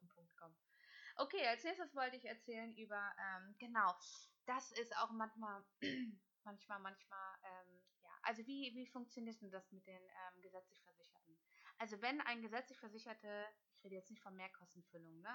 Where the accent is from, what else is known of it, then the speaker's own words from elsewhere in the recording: Hamburg, Germany; also born or lived in Kiel; Ich bin Hamburgerin, gebürtige